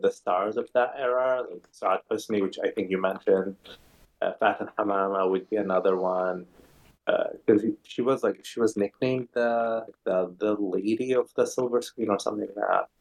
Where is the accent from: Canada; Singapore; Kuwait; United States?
Kuwait; moved away; growing up in Kuwait